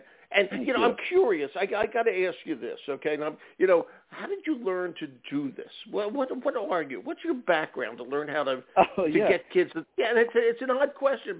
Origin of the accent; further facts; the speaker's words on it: Philadelphia, Pennsylvania, United States; I grew up in Philly